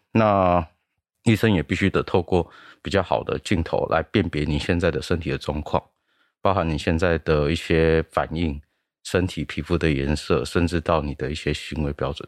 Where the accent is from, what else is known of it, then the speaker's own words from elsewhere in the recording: Taiwan; 我们台湾人